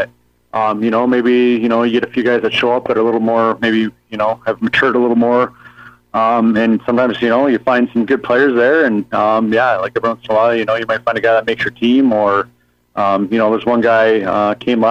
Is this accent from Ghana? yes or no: no; Southern Ontario, Canada; also born or lived in Brantford, Ontario; I'm from Southern Ontario